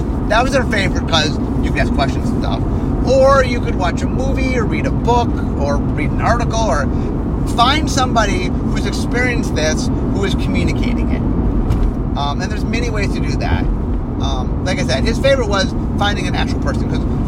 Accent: Cleveland, Ohio, United States; I grew up in Cleveland, Ohio

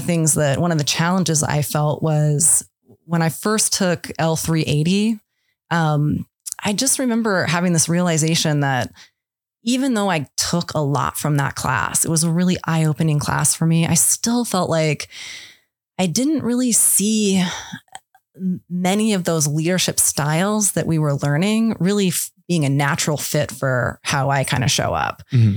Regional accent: Idaho, United States; He was a district ranger, moved up to the supervisor's office. You know, we moved around Idaho to the different places.

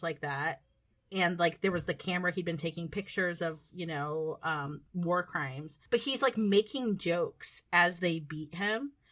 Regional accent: United States; being American

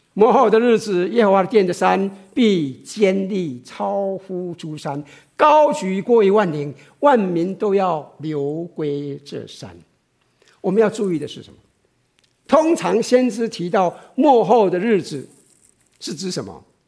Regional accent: Taiwan; moved away; 我以前在台湾的时候

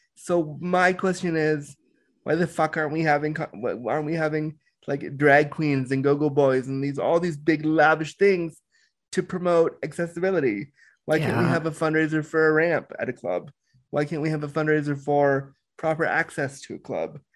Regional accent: Toronto, Ontario, Canada; also born or lived in Orange County, California; I was born in Orange County, California, but I was raised in Toronto, Canada. So I call Toronto home, and I live in Toronto

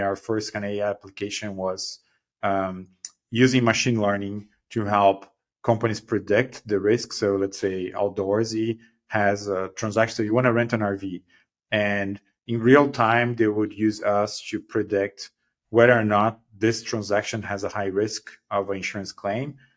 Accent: Brazil; moved away as an adult; now in Bay Area, United States; I'm originally from Brazil.

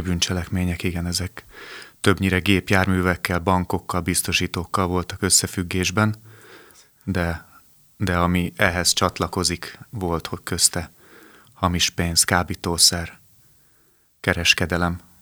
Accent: Budapest, Hungary; A 12. kerületben születtem, ott is nőttem föl

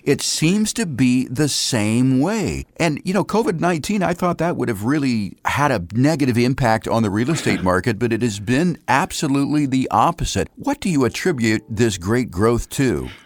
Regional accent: Ohio, United States; moved away; I'm originally from Ohio, and a lot of my family lives back there

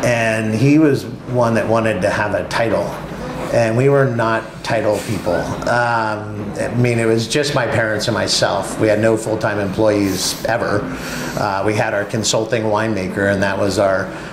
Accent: Napa Valley, California, United States; growing up in the Napa Valley

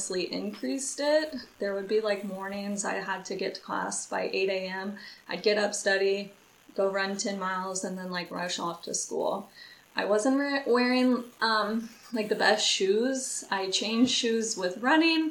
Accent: Lawrence, Kansas, United States; I am from Lawrence, Kansas

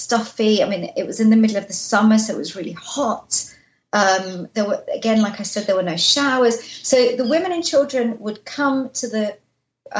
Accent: London, United Kingdom; I was born in London after the war

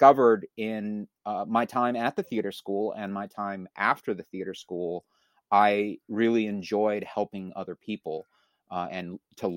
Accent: Columbus, Ohio, United States; also born or lived in Santa Barbara, California; now in New Jersey, United States; I was four when we moved from Santa Barbara to Columbus. I'm a Buckeye

